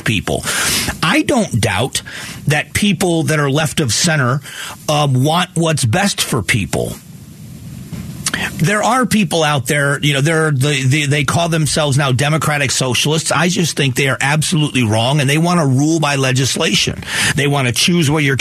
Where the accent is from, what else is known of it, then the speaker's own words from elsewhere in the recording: Southwest Florida, United States; moved away as an adult; also born or lived in Arizona; now in Phoenix, United States; 28 years ago, I moved here from Florida, from Southwest Florida.